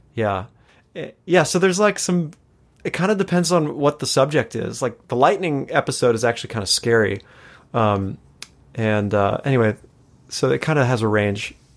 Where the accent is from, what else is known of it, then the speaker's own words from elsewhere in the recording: Los Angeles, California, United States; also born or lived in Chicago; born and raised here in L